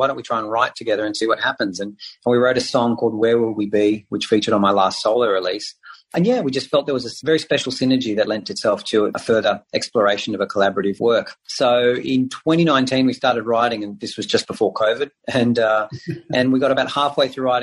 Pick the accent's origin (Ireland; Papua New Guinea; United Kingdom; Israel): Israel; now in Australia; I speak Hebrew. I grew up in Israel